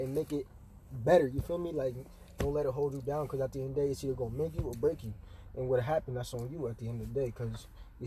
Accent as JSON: {"language": "English", "town": "Beacon", "region": "New York", "country": "United States", "said": "I'm from Beacon, New York"}